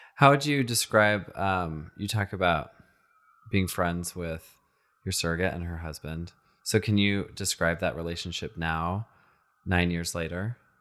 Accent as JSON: {"language": "English", "region": "Texas", "country": "United States", "tie": "born or raised there", "said": "I, I grew up in Texas"}